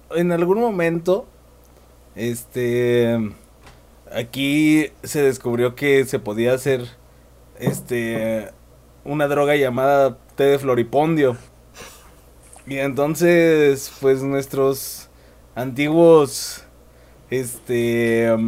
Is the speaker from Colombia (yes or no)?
no; Mexico; O sea, es México y somos mexicanos